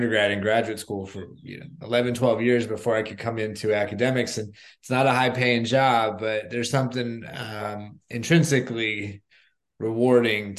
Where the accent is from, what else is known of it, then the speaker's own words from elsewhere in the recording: South Florida, United States; I grew up in South Florida